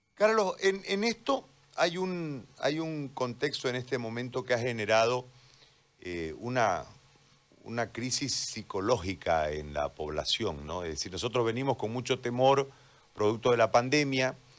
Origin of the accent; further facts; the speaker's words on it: Bolivia; como bolivianos